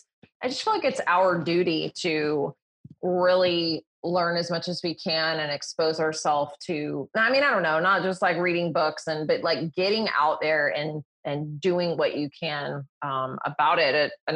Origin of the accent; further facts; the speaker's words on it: the South, United States; being in the South and growing up here